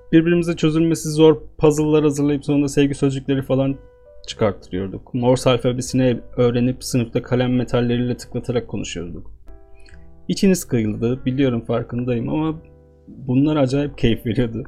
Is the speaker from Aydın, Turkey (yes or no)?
no; Istanbul, Turkey; Doğup büyüdüğüm şehirde